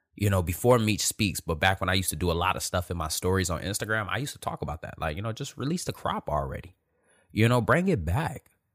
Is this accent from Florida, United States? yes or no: no; Detroit, Michigan, United States; Born and raised in Detroit, Michigan